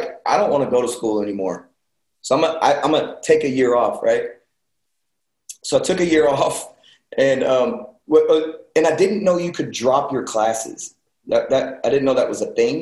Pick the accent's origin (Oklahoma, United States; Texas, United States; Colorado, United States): Texas, United States; Elgin; I grew up in Elgin, Texas. All my years of school, I went there.